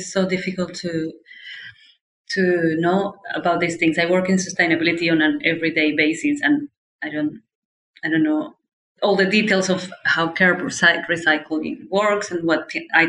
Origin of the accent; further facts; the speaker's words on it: Colombia; now in Australia; I am from Colombia